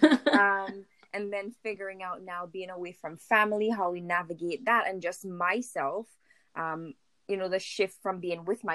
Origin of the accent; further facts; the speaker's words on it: St. Vincent & Grenadines; moved away as an adult; now in Winnipeg, Canada; I'm from the Caribbean, a little island in St. Vincent and the Grenadines.